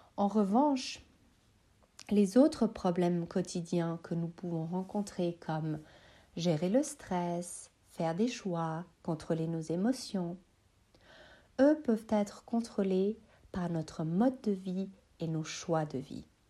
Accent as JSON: {"language": "French", "country": "Switzerland", "said": "je suis suisse, originaire de Bosnie-Herzégovine"}